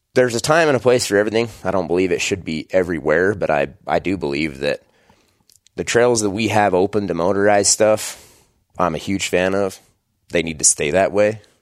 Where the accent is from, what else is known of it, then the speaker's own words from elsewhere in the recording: just outside Idaho Falls, United States; I am born and raised in Idaho. Uh, just outside Idaho Falls, Idaho is where I grew up